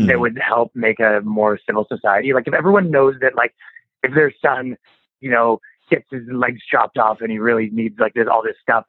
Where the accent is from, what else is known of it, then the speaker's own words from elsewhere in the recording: Canada; I'm from Canada